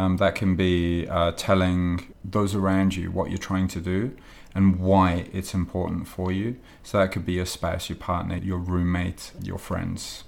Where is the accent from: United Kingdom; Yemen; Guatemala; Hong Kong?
United Kingdom; England; now in Japan; I'm English